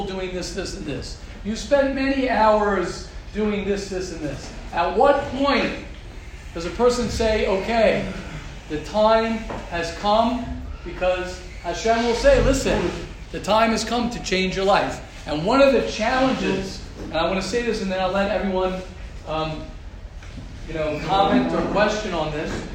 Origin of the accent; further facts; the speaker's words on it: United States; I grew up, I'm as American as they come